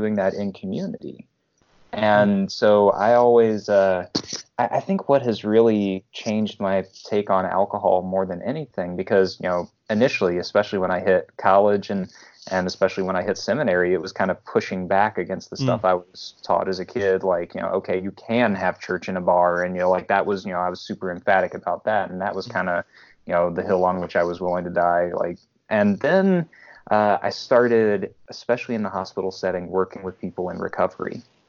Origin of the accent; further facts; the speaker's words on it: Memphis, Tennessee, United States; moved away; also born or lived in Columbus area; as a native Southerner, mm-hmm. I'm from Memphis, Tennessee originally